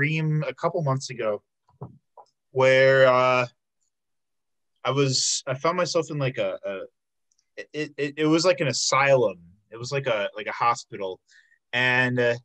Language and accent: English; South Suburbs of Chicago, Illinois, United States; I'm from the South Suburbs of Chicago